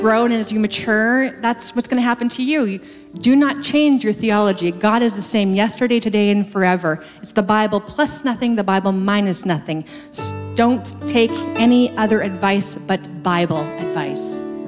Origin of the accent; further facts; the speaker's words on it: West Coast, Canada; moved away as an adult; I moved across the country to a province I had never been to before, to a city I'd never heard of before, because I'm from the West Coast